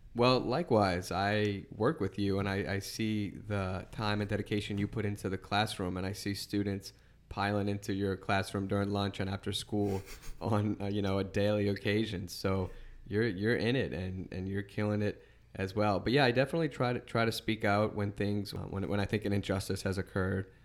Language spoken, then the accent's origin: English; Chalmette, Louisiana, United States; I'm from Shelmet